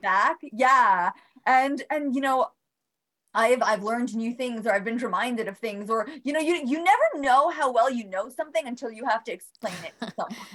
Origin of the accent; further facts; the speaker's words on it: Bosnia & Herzegovina; now in Albany, United States; I am originally from Bosnia. Came with my brother